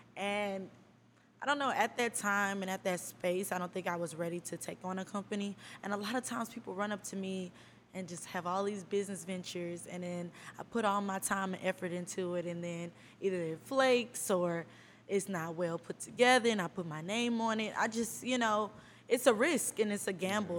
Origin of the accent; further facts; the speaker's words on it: Houston, Texas, United States; I'm from Houston, Texas.